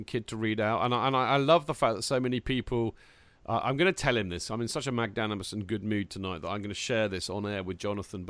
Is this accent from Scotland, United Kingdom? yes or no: no; Winchester, South East England, United Kingdom; moved away as an adult; also born or lived in Chelsea, London; I come from Hampshire, from Winchester